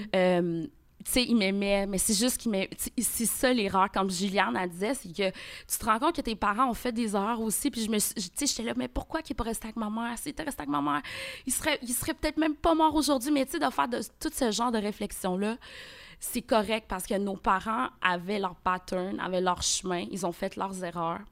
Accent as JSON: {"language": "French", "region": "Quebec", "country": "Canada", "tie": "born or raised there", "also_born_or_lived": "Port-au-Prince, Haiti", "said": "je suis arrivée au Québec, j'avais deux ans. Donc, je suis née à Port-au-Prince"}